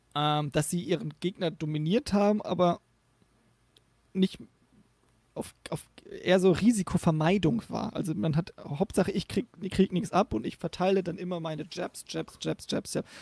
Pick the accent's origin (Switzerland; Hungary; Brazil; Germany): Germany; the North, Northern Germany; ich komme aus dem Norden